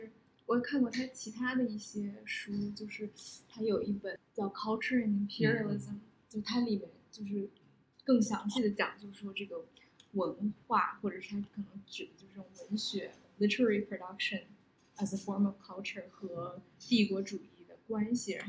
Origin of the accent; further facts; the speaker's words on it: Harbin, Heilongjiang, China; 我小时候在哈尔滨长大的